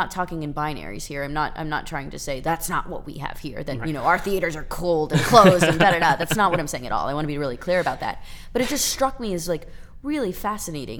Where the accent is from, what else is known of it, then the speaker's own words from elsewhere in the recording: New Orleans, Louisiana, United States; moved away; also born or lived in Pittsburgh; I'm from New Orleans too